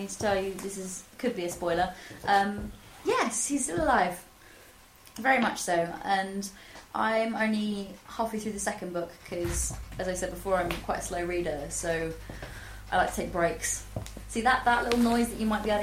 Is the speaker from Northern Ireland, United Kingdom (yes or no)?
no; Kent, South East England, United Kingdom; I'm from Kent